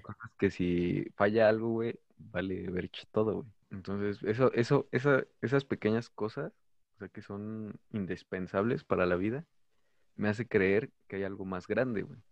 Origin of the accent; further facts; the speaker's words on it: Mexico; soy mexicano